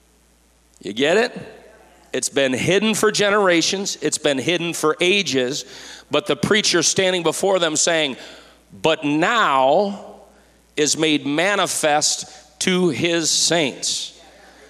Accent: just north of Detroit, Michigan, United States; I'm from Michigan, as some of you know. I'm from just north of Detroit

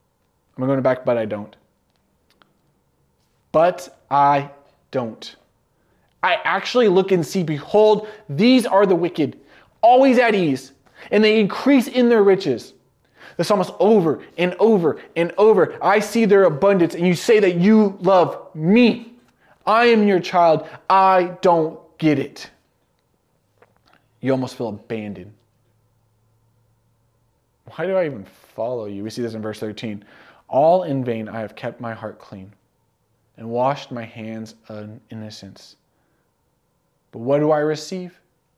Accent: California, United States; I remember when I was growing up in California, we had a couple seasons.

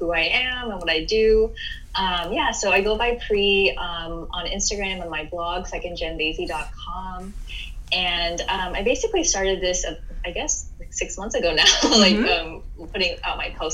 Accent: California, United States; moved away as an adult; also born or lived in Oklahoma / United Kingdom; now in Milan, Italy; I grew up in California pretty much from elementary school all the way through when I finished my PhD. So I consider myself a Cali girl

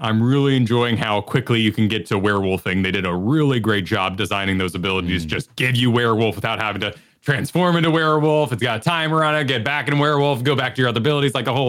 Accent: Mexico; And I grew up in Mexico

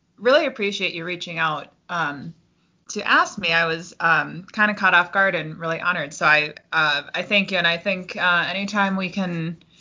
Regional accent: Forest Lake, Minnesota, United States; also born or lived in Cannon Falls, Minnesota; I grew up in Forest Lake before I moved to Cannon Falls

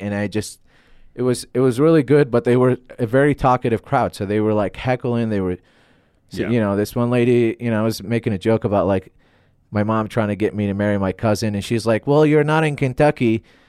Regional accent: Baghdad, Baghdad Governorate, Iraq; when I say, like, I'm from Baghdad, a lot of people, like, I can feel like I can feel their guilt on stage.

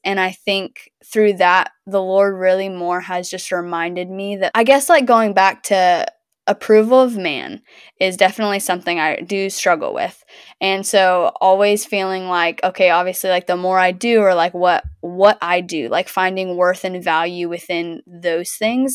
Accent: the South, United States; I'm from the South

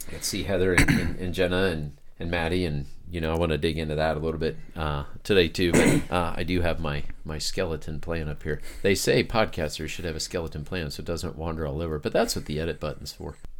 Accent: Springdale, Ohio, United States; I grew up in Springdale, which is a neighboring thing.

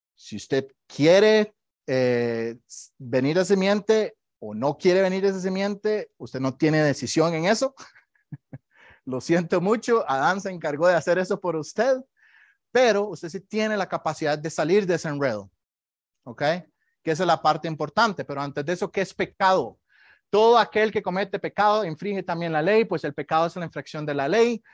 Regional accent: Costa Rica; moved away; Yo soy de Costa Rica y ahí tenemos muchos eh, temblores todo el día

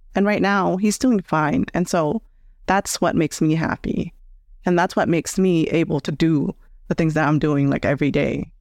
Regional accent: United States; I grew up here in the States

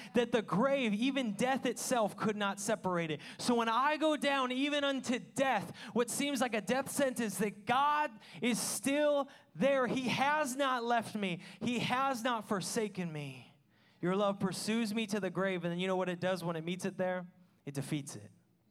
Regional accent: Washington, United States; I mean, I'm from Washington. I rarely ever saw stars till I moved here.

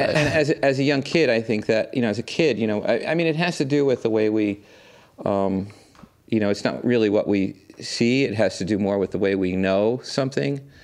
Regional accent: New York City, New York, United States; I grew up here in New York

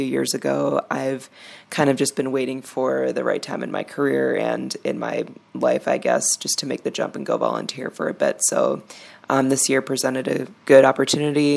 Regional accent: Chicago, Illinois, United States; moved away as an adult; now in Yerevan, Armenia; I'm from Chicago

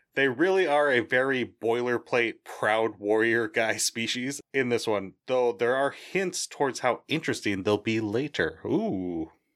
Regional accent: Boston, Massachusetts, United States; I'm from Boston. I say wicked

